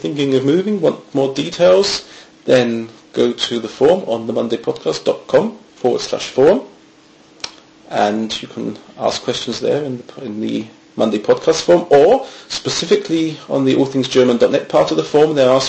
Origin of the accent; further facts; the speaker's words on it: United Kingdom; moved away as an adult; now in Germany; if you're coming from the UK, obviously me living so close to the coast